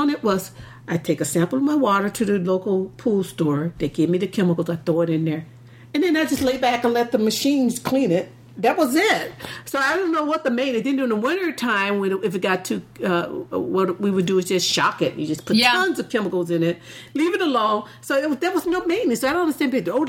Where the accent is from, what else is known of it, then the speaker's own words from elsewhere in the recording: the South, United States; because I told her I grew up in the South, so I know football is king.